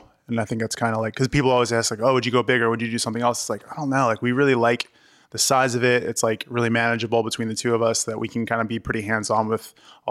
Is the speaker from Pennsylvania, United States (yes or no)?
yes; Reading, Pennsylvania, United States; I'll just say Reading, Pennsylvania is the easiest. Is where essentially where I grew up.